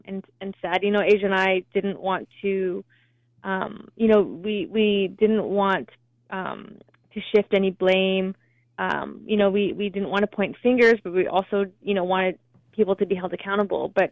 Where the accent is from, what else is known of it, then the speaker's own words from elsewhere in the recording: Vancouver, British Columbia, Canada; We're both from Vancouver